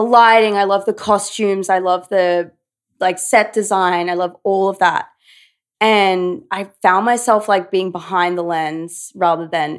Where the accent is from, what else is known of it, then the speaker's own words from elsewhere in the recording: Brisbane, Queensland, Australia; moved away as an adult; now in New York, United States; Grew up in Brizzy. Yeah. Little Brizzy. I'm such a Brisbane girl.